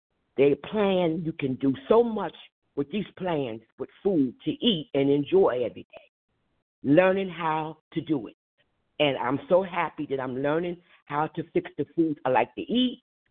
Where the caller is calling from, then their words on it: New Jersey, United States; I'm from New Jersey